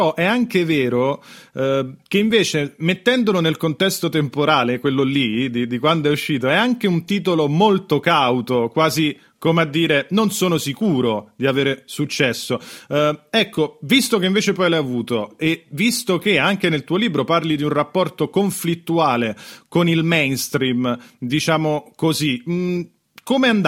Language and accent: Italian; Rome, Lazio, Italy; io avevo 11 anni, sono romano